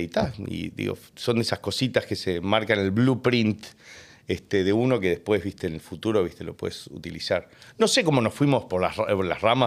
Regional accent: Uruguay; born or raised there; also born or lived in United States; now in Argentina

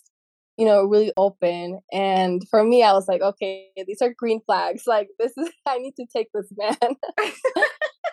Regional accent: Utah, United States; I grew up here in Utah, and yeah, so I'm Mexican American

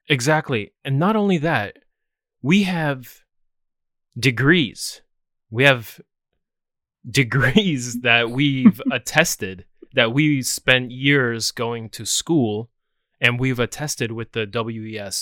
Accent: United States; I'm American

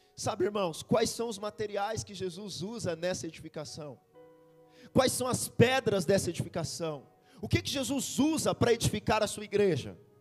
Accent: Bahia, Brazil; Eu sou baiano também

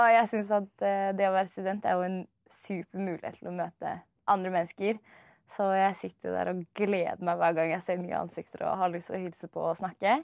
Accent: Oslo, Norway; Jeg er fra Oslo. Født og oppvokst i Oslo

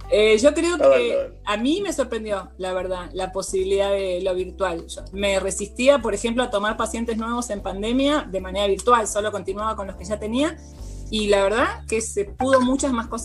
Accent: Buenos Aires, Argentina; moved away as an adult; now in Mendoza, Argentina; Eh, vivo acá, en el medio del campo. Soy psicóloga de Buenos Aires, pero me vine a vivir acá hace un par de años.

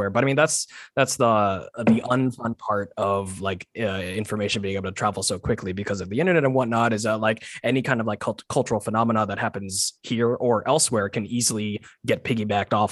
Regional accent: Texas, United States; moved away; I grew up in Texas, so like I grew up around guns.

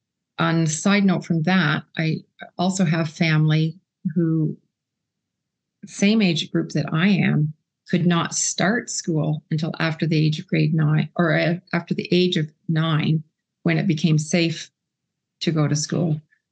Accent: Canada; And we were considered to be unequally yoked because of me being a Canadian.

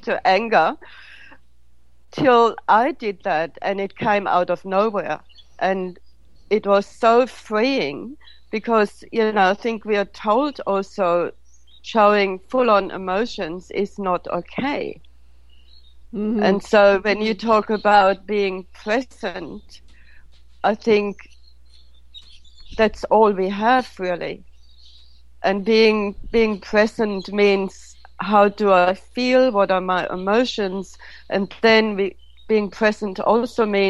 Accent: Germany; moved away; also born or lived in India; I grew up in Germany with parents that basically didn't acknowledge emotions at all

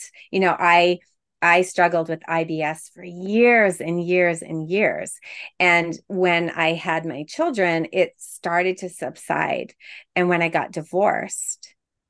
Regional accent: Quebec, Canada; now in Toronto, Canada; I'm from Quebec

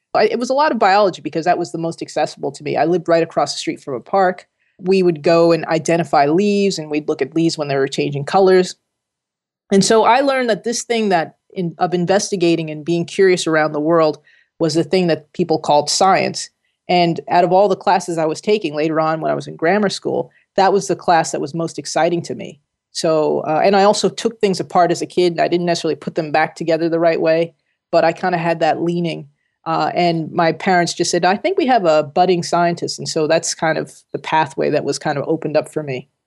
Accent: Jersey City, New Jersey, United States; moved away as an adult; also born or lived in California / Connecticut; I grew up in Jersey City, working class region

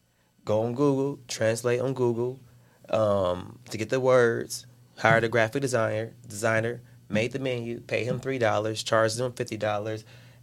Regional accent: Chicago, Illinois, United States; I'm from the south side of Chicago.

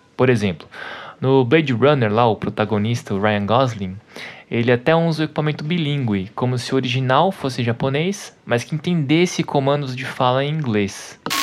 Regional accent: Taboão da Serra, São Paulo, Brazil; Eu cresci em Taboão da Serra

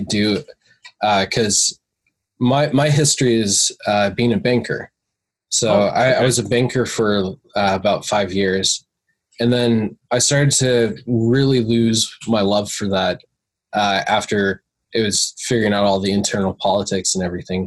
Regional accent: Seattle, Washington, United States; I'm from the Seattle area, kind of across the pond from Connor

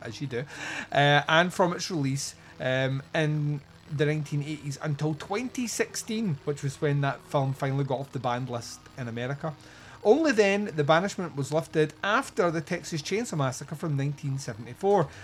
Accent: Scotland, United Kingdom; I'm Scottish

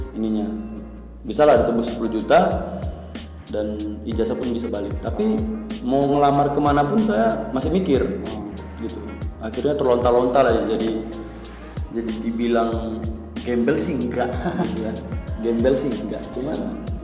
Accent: Tapanuli, Batak area, North Sumatra, Indonesia; saya asalnya dari daerah Tapanuli daerah Batak sana

